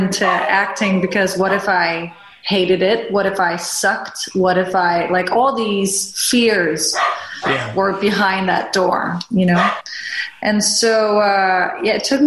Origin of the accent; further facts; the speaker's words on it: Denmark; I grew up in Denmark, born and raised